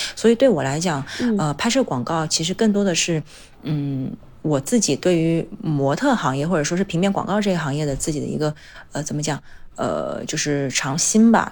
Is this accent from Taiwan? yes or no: no; Changsha, Hunan, China; moved away as an adult; also born or lived in Beijing; 因为我之前在长沙长大嘛